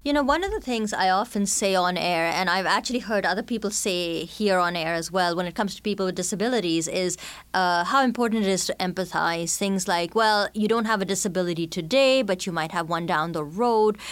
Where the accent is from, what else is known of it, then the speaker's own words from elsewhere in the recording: India; accent: mishmash of Canadian, British, and Indian; moved away as an adult; now in Canada; as an immigrant, growing up in India, then settling in Canada as an adult